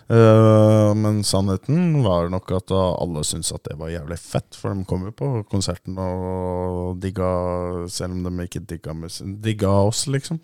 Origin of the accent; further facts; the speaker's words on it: Oslo, Norway; Jeg er fra Ammerud